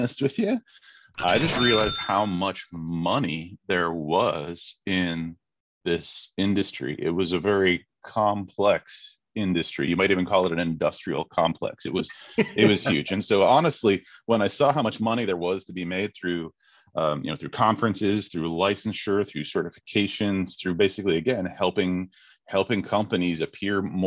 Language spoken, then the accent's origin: English; Crescent, Iowa, United States; I grew up in Crescent, Iowa. It's a little town, kind of north of Council Bluffs.